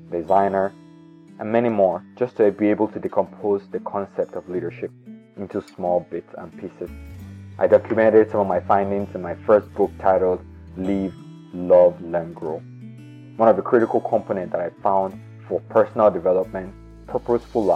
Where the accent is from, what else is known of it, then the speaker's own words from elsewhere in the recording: Nigeria; I was born in Nigeria in the 80s